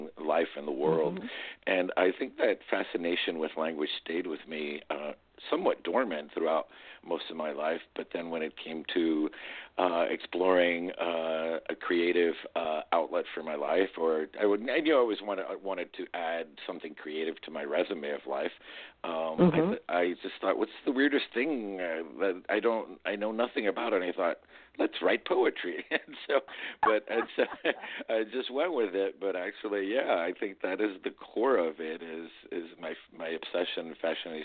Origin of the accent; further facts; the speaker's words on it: Miami, Florida, United States; also born or lived in Madrid, Spain / Cuba; growing up in Miami